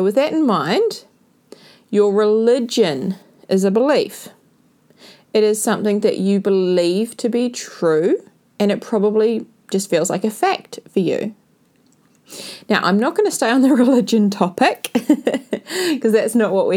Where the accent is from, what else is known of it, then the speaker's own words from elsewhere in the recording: New Zealand; I went back to New Zealand after my 5 to 6 month adventure around South and Central America and the Cook Islands. I've spent a lot of time with family and friends, and I found a new appreciation for my hometown